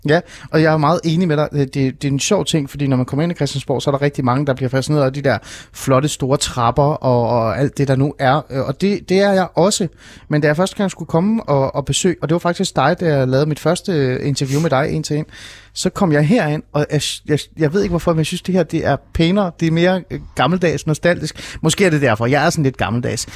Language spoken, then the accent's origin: Danish; Hornbæk, Capital Region of Denmark, Denmark; Jeg voksede op i Ålskov, øh, Hornbæk-området i Nordsjælland